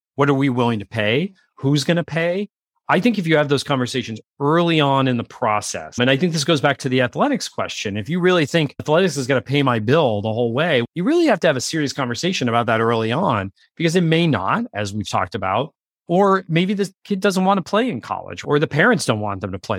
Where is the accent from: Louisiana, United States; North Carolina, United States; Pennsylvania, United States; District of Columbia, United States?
Pennsylvania, United States; I grew up in Pennsylvania